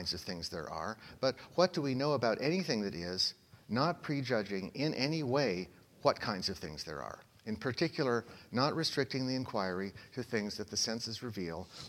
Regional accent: Oakland, California, United States; my hometown, Oakland, California

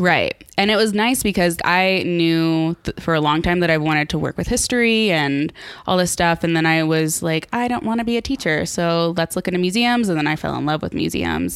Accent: College Station, Texas, United States; also born or lived in Galveston; I'm born and raised in College Station

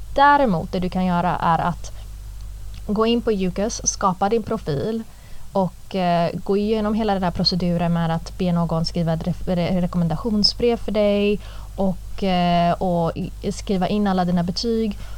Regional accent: Gothenburg, Västra Götaland, Sweden; moved away as an adult; jag vill inte plugga i Göteborg. Jag vill inte vara kvar i min hemstad

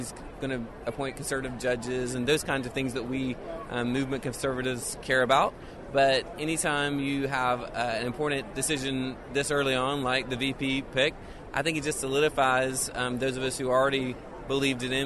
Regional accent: Sumrall, Mississippi, United States; I'm from Sumrall, Mississippi, which is in South Mississippi

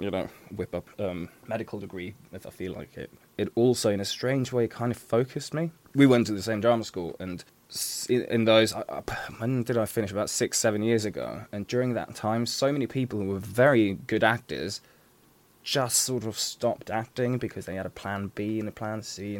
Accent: Switzerland; now in London, United Kingdom; I grew up in Switzerland.

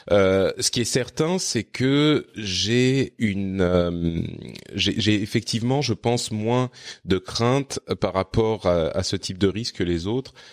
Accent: Lebanon; born there; also born or lived in Cyprus / Japan / France; j'ai vécu à euh, à Chypre quand j'étais adolescent, j'ai vécu au Liban, j'ai vécu. Enfin, je suis je suis né au Liban en fait.

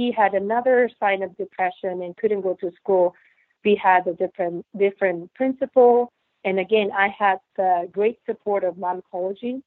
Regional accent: Japan; moved away as an adult; now in United States; I grew up in Japan

